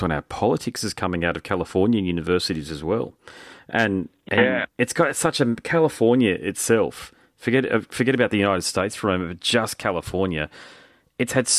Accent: Australia; as an Australian

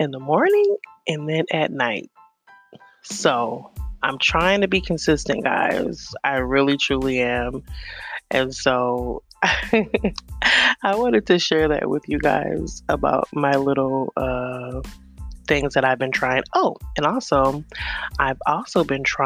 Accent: New York, United States; moved away; I'm originally from New York

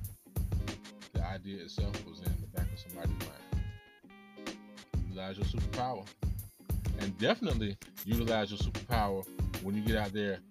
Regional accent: Blythewood, South Carolina, United States; I'm from Blythewood, South Carolina

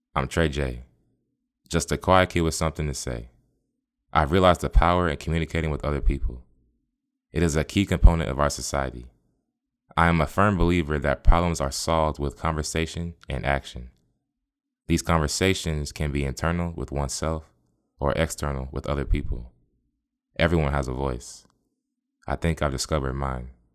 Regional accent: Tampa, Florida, United States; I'm from the Bay. I was born and raised in Tampa, the eight one three.

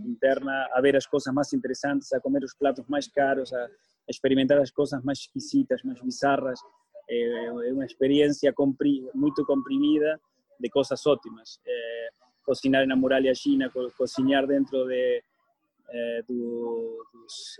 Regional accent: Argentina; Portuguese is a second language; now in Portugal; eu cresci com uma família libanesa na Argentina

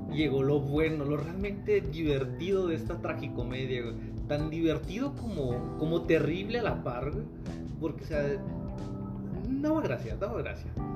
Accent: Mexico; como mexicano promedio, yo, al igual que mucha gente que conozco, vivimos en pinches departamentos, casitas de Infonavit

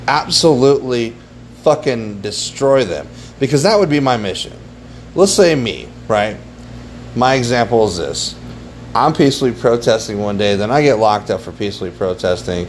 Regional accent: United States; we have as American citizens

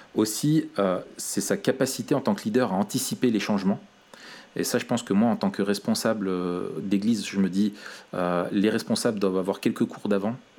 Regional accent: France; accent: French; avec mon accent euh, so French

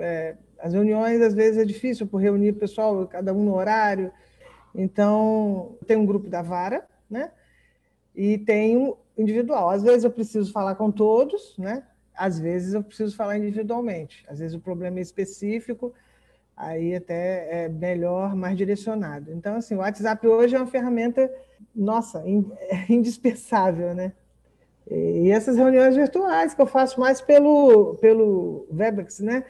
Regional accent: São Fidélis, Rio de Janeiro, Brazil; moved away as an adult; now in Macaé, Brazil; eu sou de São Fidélis

